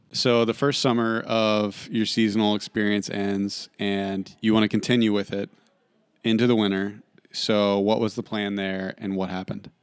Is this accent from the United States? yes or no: yes; Marietta, Ohio, United States; my hometown, Marietta, Ohio. We went to high school together